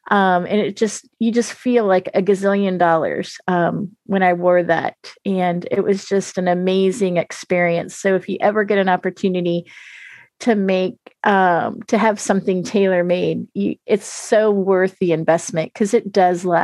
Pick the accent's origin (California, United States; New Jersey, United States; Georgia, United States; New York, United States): New York, United States